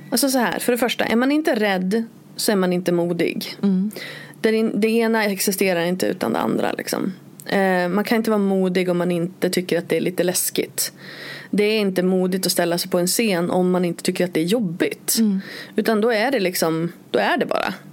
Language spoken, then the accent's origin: Swedish; Örnsköldsvik, Västernorrland County, Sweden; moved away as an adult; jag flyttade från Övik eh, och liksom till Borås eh, när, när jag var 21.